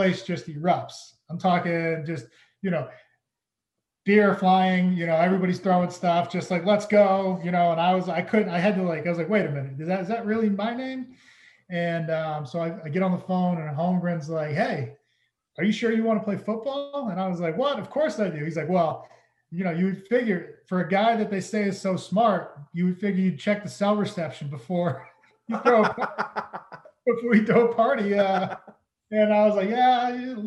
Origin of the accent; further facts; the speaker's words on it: Massachusetts, United States; I grew up in Massachusetts and my dad played for the Patriots for 13 years.